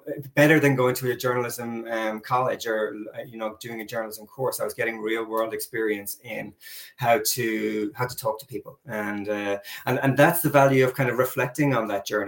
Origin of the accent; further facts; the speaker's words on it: Ireland; moved away as an adult; now in New Zealand; I went back to my hometown and I begged the editor of the local paper to give me a shot at being a sports reporter